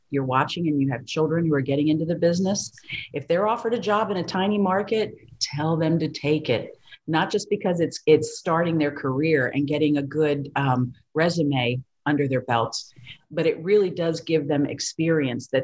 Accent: Maryland, United States; moved away as an adult; also born or lived in Victoria, Texas / San Antonio, Texas / Tampa, Florida; now in Miami, United States; I was from Maryland

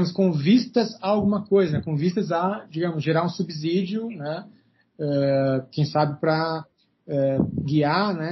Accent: South Region, Brazil; now in Brasília, Brazil; mas aqui em Brasília, e de onde eu vim, né, no Sul

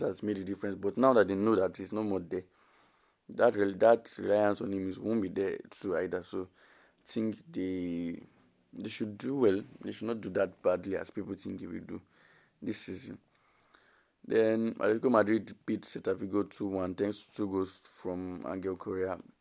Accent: Nigeria; as a Nigerian

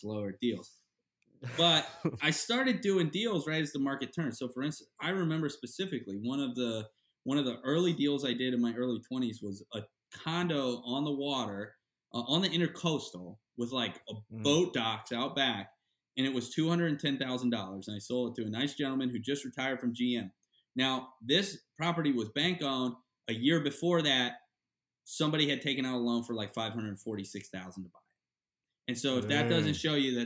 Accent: Florida, United States; growing up in Florida at the Sportsman Marina and Lodge

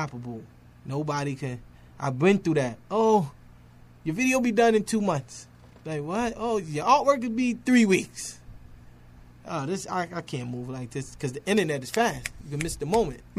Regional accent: New York City, New York, United States; I'm from Harlem too.

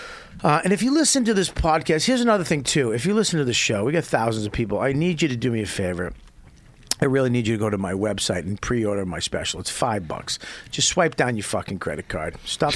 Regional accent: Denver, Colorado, United States; I'm from Denver.

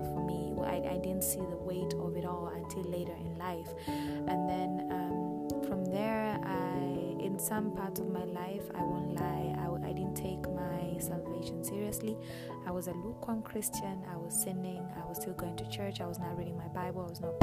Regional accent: Kenya; I am Kenyan. I was born and raised in Kenya

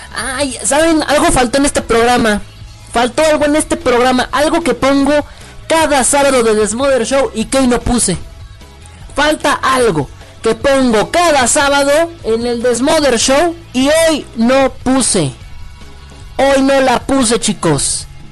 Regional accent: Mexico; also born or lived in Mexico City; soy mexicano

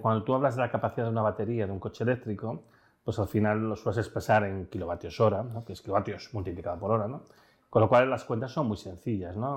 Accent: León, Castile and León, Spain; now in Barcelona, Spain; yo soy de la zona de trenes mineros, yo soy de León

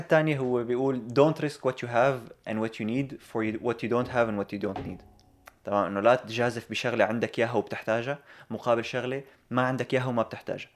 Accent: Syria; moved away; نحن اللي إجينا من سوريا

